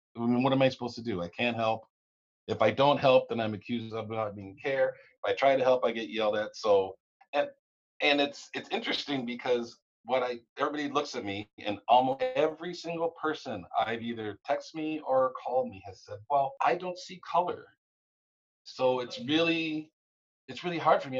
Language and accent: English; the South, United States; now in Minnesota, United States; I was born in the South